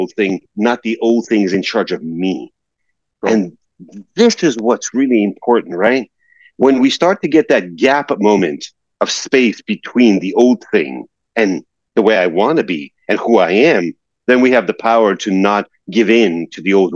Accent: New York, United States; living in New York and growing up in New York and being around driving in New York

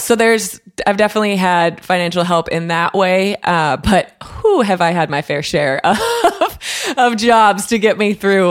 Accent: Waconia, Minnesota, United States; now in Nashville, United States; my hometown of Waconia, Minnesota

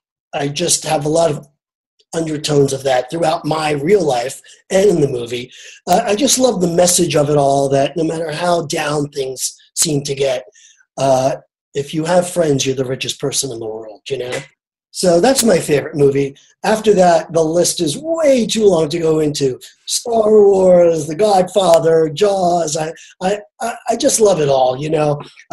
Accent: New York City, New York, United States; I lived in Brooklyn. I grew up in Brooklyn.

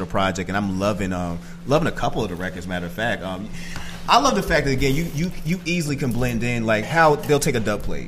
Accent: Boston, Massachusetts, United States; growing up in Boston

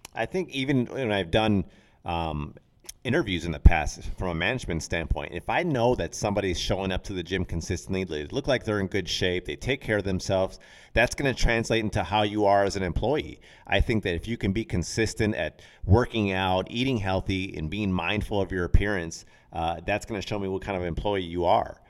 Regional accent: Racine, Wisconsin, United States; we had a local gym where I grew up in Racine

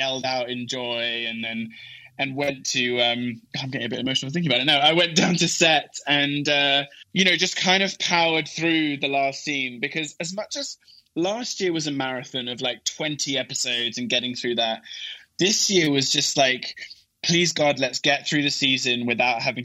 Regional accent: England, United Kingdom; moved away; my wife is Swedish and I'm English

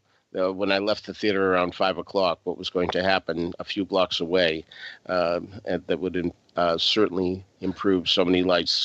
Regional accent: Boston, Massachusetts, United States; even though I'm from Boston

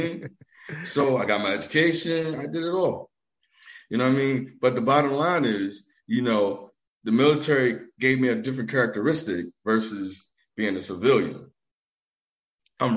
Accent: Richmond, Virginia, United States; moved away as an adult; now in Philadelphia, United States; I'm originally from Richmond, Virginia, but I've been living in Philly for almost 20 years

